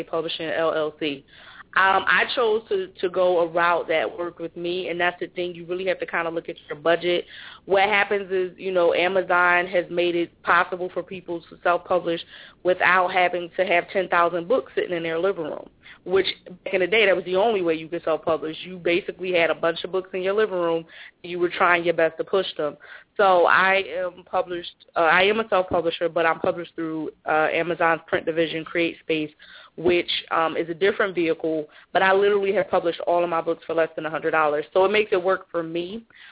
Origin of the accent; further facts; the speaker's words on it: Philadelphia, Pennsylvania, United States; growing up in Philly